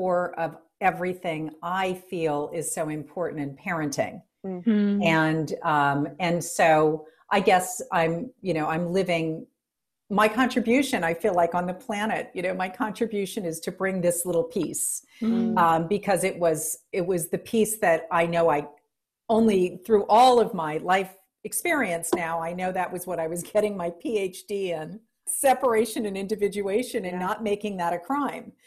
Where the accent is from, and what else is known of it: New Orleans, Louisiana, United States; born or raised there